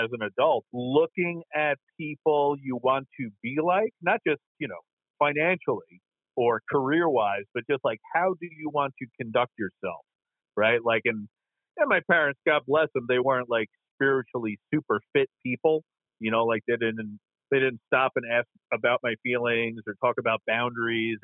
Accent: New York City, New York, United States; I was born in Queens, New York

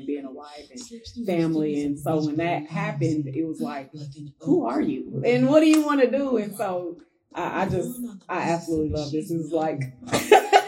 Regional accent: Wisconsin, United States; moved away as an adult; I'm from Wisconsin. I moved here in 2013

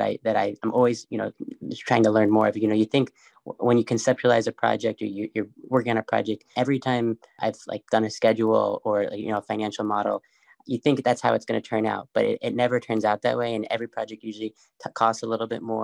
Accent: New York City, New York, United States; I grew up in New York City, really close by to the High Line

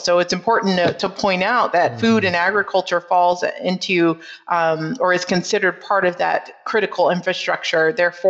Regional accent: Trenton, New Jersey, United States; moved away as an adult; also born or lived in Pennsylvania / Minnesota; born and raised in New Jersey, Trenton, New Jersey, to be exact. So I was really raised in an urban area.

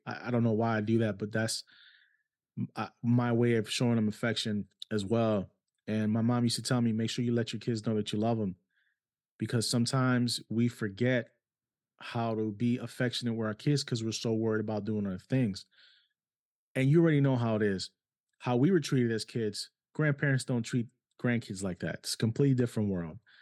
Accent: New York City, New York, United States; moved away; also born or lived in Cleveland, Ohio; I grew up in New York City

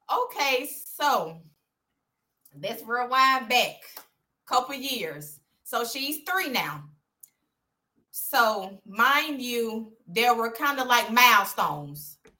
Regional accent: Birmingham, Alabama, United States; I went to Clay Chalkville, born and raised in Birmingham

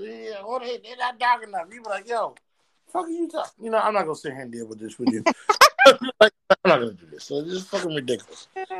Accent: Jamaica; I'm Jamaican.

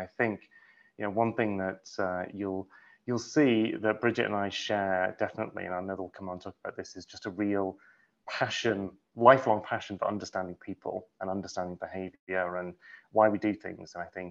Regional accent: United Kingdom; now in New York City, United States; No, not at all. I was raised in England. I've been in the States 12 years, 13 years? Yeah, I guess so. I sort of feel like I don't quite belong in any culture anymore. Like my American friends still say I sound like completely British

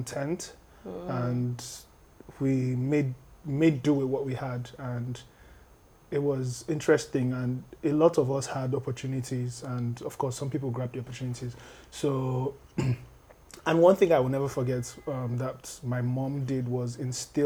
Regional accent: Lagos, Nigeria; born in Lagos, Ikeja precisely. I grew up in different parts of Lagos

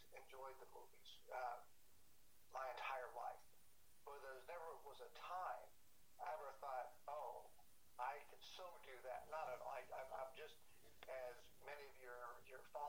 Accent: Huntington Beach, California, United States; I was raised in Huntington Beach in Southern California

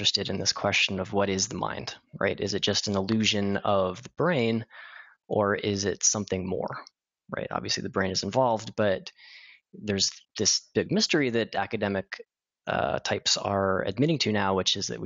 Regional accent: Colorado Springs, Colorado, United States; I grew up in Colorado Springs

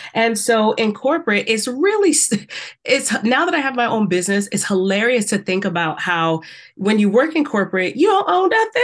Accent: South Carolina, United States; I grew up in the South. We know how that was in South Carolina.

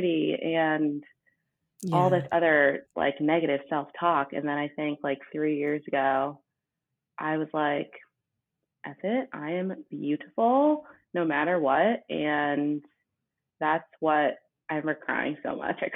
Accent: Westborough, Massachusetts, United States; I grew up in Westboro, Massachusetts.

